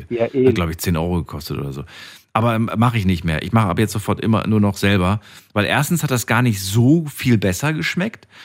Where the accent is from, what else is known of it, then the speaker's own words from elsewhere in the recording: Thuringia, Germany; now in Mannheim, Germany; Ursprünglich bin ich aus Thüringen.